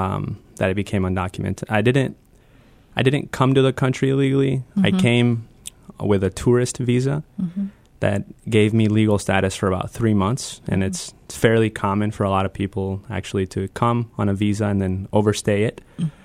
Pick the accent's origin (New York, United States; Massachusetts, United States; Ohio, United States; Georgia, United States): Ohio, United States; Wauseon; I moved to Northwest Ohio, a little town called Wauseon, which is outside of Toledo. It's a suburban rural town. White working class town. And I moved there in 2001.